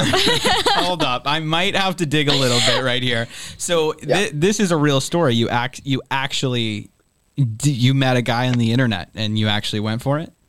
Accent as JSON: {"language": "English", "town": "Boston", "region": "Massachusetts", "country": "United States", "said": "we're from Boston"}